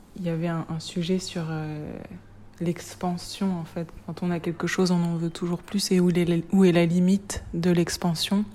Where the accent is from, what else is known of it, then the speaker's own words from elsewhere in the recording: Reims, Grand Est, France; Je viens de Reims